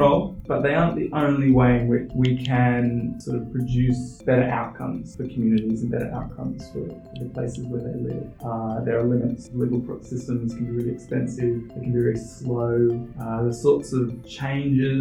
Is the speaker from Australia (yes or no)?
yes; Australia; moved away; I'm originally from Australia